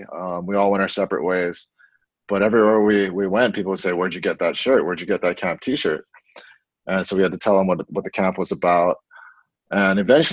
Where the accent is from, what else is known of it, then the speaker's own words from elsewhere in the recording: Honolulu, Hawaii, United States; moved away as an adult; also born or lived in Oregon / Portland; I grew up in Makiki, went to Punahou School, was a 2001 grad